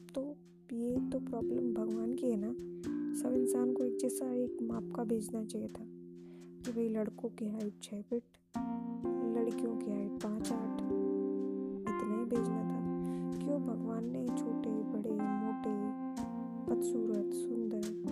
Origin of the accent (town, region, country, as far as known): India